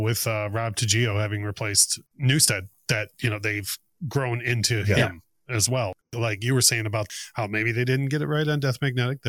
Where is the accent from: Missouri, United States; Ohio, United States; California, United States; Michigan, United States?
Michigan, United States; Detroit; every time I tell someone I'm from Detroit